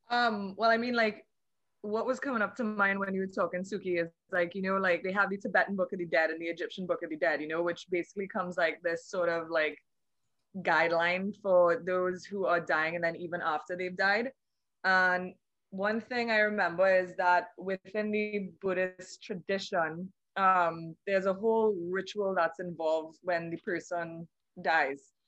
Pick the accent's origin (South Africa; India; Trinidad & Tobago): Trinidad & Tobago; I'm from the Twin Island Republic of Trinidad and Tobago